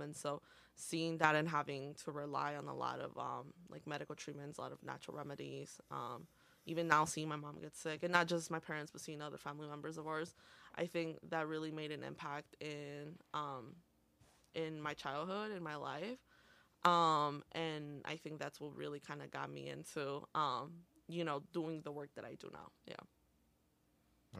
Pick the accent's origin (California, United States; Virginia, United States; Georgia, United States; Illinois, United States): Illinois, United States; Montgomery; first language Spanish; English is a second language; also born or lived in Aurora, Illinois / Oswego, Illinois; I was basically born and raised in Montgomery